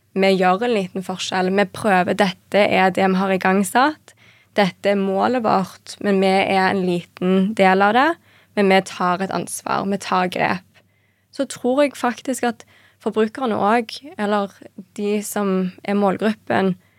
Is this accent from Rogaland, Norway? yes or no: yes; Stavanger, Rogaland, Norway; moved away as an adult; also born or lived in Paris / Copenhagen; Født og oppvokst i Stavanger